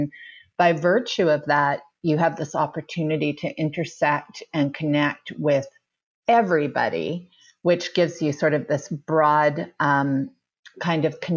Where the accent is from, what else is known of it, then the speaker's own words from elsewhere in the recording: Vancouver, British Columbia, Canada; I grew up in Vancouver, British Columbia